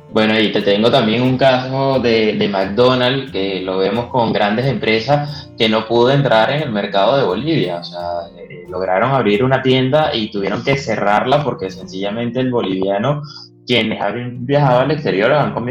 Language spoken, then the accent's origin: Spanish; Venezuela; me ha pasado que entro en locales y yo mismo como venezolano me saturo